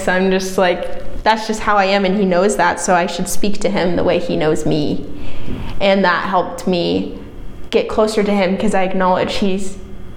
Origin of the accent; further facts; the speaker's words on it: Omaha, Nebraska, United States; moved away as an adult; now in Vermillion, United States; I'm from Omaha, Nebraska. Not a small town. Grew up in suburbs